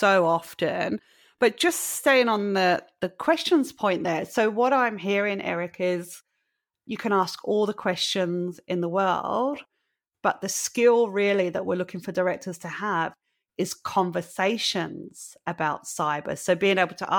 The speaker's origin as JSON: {"language": "English", "region": "England", "country": "United Kingdom", "tie": "born or raised there", "said": "as a lady growing up in England"}